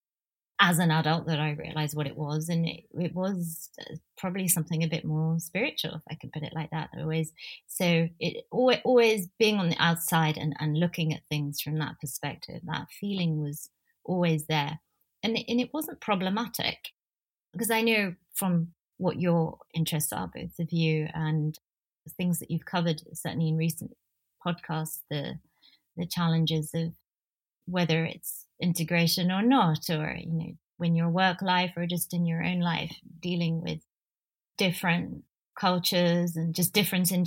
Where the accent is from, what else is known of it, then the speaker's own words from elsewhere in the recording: London, United Kingdom; also born or lived in New Delhi, India; I grew up in North London, Northwest London.